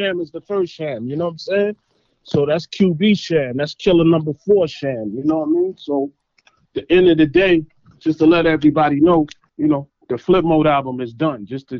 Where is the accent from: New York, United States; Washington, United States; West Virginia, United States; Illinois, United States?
New York, United States; New York City; now in Arizona, United States; I'm based out of AZ, but I'm original from Flatbush, Brooklyn.